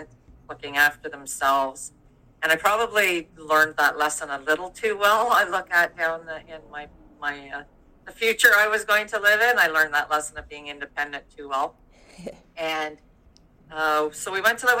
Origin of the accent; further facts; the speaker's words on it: Durham, Ontario, Canada; moved away as an adult; now in British Columbia, Canada; I'm actually from Ontario originally